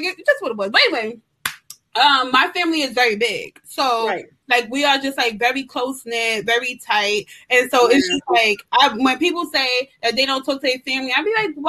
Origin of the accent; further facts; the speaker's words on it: New York City, New York, United States; now in Bronx, New York, United States; I'm from Brooklyn